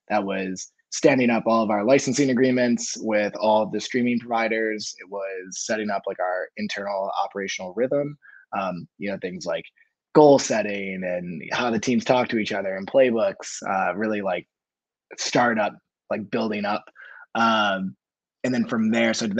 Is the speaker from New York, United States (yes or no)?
yes; Rochester, New York, United States; now in Austin, United States; I'm originally from Rochester. I was born in New York City, so born and raised New Yorker.